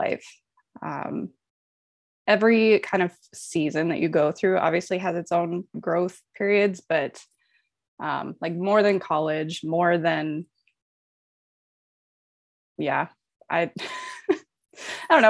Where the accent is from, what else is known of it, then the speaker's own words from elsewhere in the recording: Omaha, Nebraska, United States; moved away as an adult; I am Omaha native, born and raised in Omaha, Nebraska